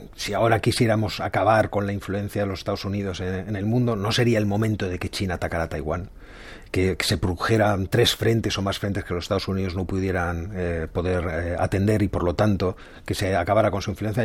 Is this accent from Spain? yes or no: yes; Spain